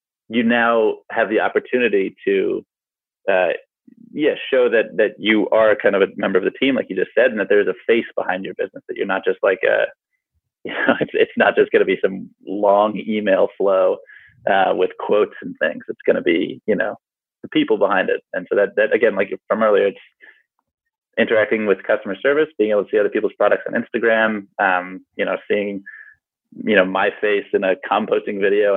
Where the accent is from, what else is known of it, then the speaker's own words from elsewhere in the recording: United States; now in New Zealand; So I'm an American, but I'm currently in New Zealand